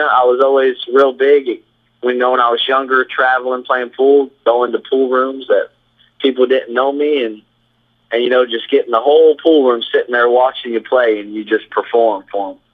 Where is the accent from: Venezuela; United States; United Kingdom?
United States; Illinois; moved away; I'm originally from Illinois